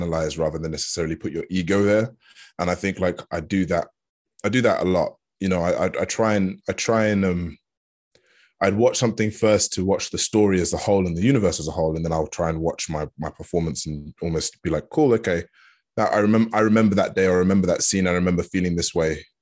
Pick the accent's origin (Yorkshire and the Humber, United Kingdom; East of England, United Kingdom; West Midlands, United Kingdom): East of England, United Kingdom; Hertfordshire; I was brought up in Hertfordshire